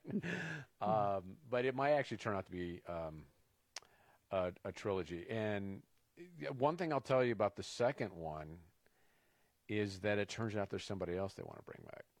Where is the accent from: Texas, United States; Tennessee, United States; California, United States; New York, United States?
California, United States; I grew up in California